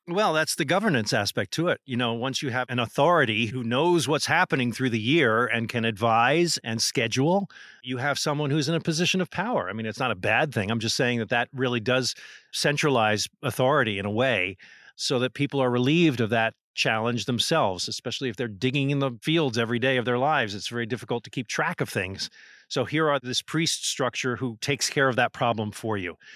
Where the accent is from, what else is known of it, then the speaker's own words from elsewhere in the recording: New Jersey, United States; growing up in New Jersey